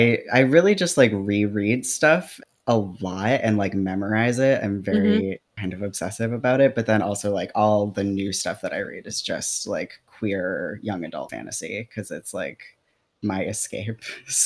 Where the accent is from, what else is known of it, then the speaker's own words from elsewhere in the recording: Michigan, United States; also born or lived in New Orleans, United States / Kentucky, United States; now in Portland, United States; I started in Michigan, went to New Orleans, moved to Kentucky, moved back